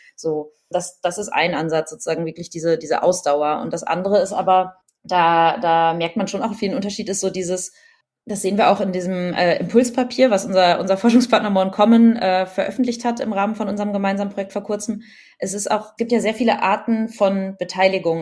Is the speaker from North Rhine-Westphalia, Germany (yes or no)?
no; Berlin, Germany; ich bin ja Berlinerin